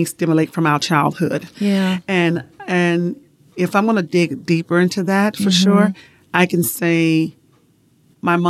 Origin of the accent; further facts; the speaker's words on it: Chicago, Illinois, United States; moved away as an adult; now in Utah, United States; I was born and raised in Chicago, Illinois. Grew up there, high school.